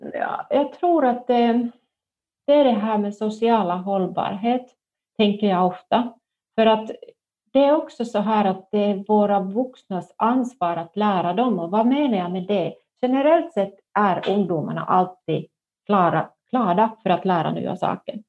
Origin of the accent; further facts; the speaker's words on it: northern Finland, Finland; jag kommer från norra Finland och då var man både rädd om pengar och rädd för pengar